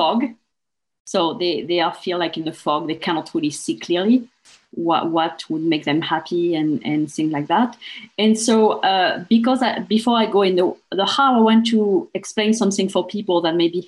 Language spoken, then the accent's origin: English; France; English is a second language; moved away as an adult; when I was back in France, because I'm from France originally